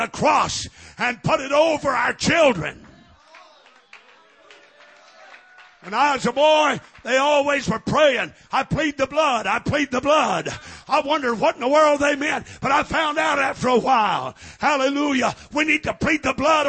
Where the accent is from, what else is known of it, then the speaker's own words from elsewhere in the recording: Missouri, United States; when I was raised in Missouri